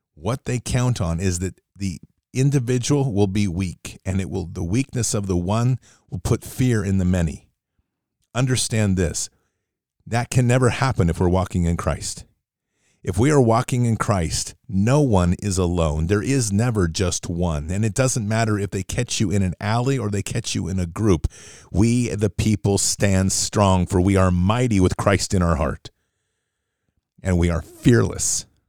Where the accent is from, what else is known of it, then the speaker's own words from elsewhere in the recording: United States; an American